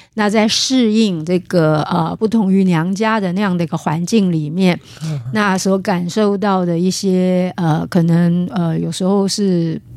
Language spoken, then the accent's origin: Chinese; Taiwan; 我们苗栗那边